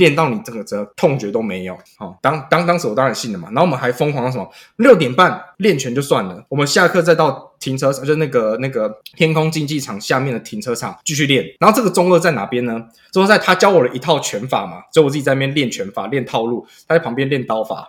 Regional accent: Keelung, Taiwan

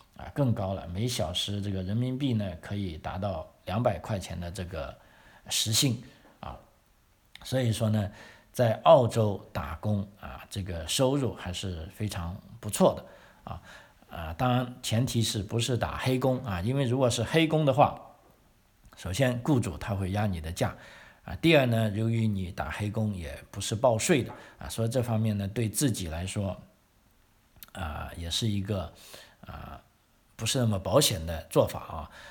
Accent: Guangdong, China; also born or lived in Sydney, Australia / Melbourne, Australia; now in South Australia, Australia; 我们广东人喜欢吃苦瓜

